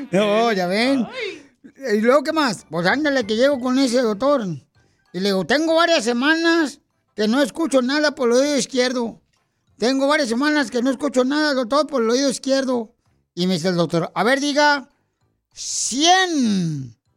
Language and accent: Spanish; Tabasco, Mexico; now in Denver, United States; Porque ¿a qué venimos de Tabasco?